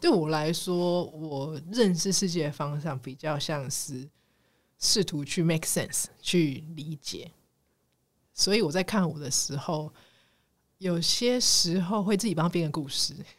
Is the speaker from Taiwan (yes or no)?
yes; Taiwan; 我们台湾人